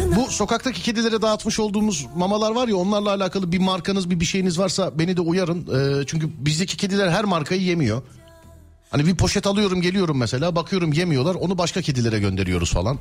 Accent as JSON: {"language": "Turkish", "region": "Istanbul", "country": "Turkey", "tie": "born or raised there", "said": "Doğma büyüme İstanbul'da"}